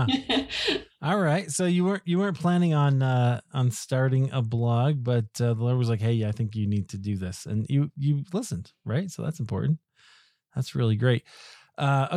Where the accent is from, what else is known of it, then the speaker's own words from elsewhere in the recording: United States; we Americans